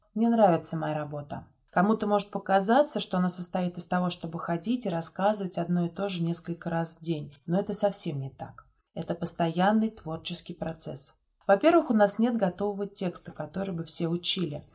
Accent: Yasnaya Polyana, Tula Oblast, Russia; Ясная Поляна – это моя малая родина

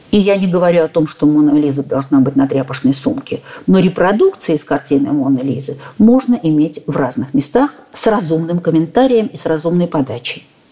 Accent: Saint Petersburg, Russia; блистательный Санкт-Петербург, у нас своё отношение к жизни, мы люди совершенно-то особые

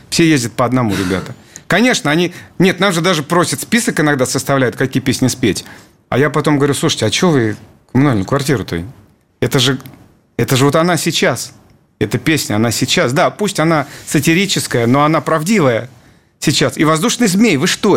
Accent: Dolgoprudny, Moscow Oblast, Russia; мы просто местные

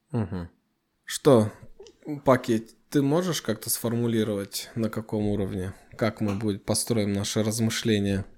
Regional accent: Kazakhstan; нашей страны

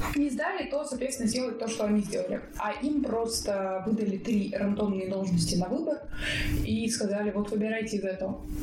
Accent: Russia; moved away as an adult; now in Israel; я из России

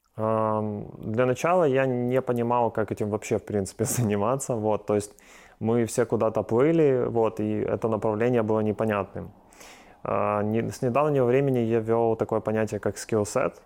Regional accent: Ukraine; здесь у нас в Украине

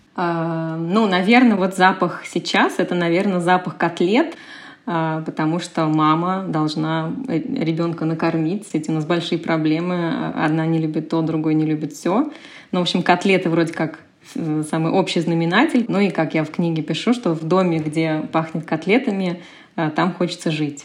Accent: Moscow, Russia; moved away as an adult; also born or lived in New York, United States; now in Washington, United States; дом, в котором я родилась в Москве

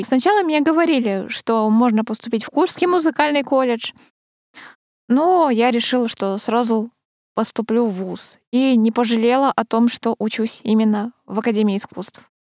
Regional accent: Krasnoyarsk, Krasnoyarsk Krai, Russia; moved away; в детстве училась в Красноярской школе

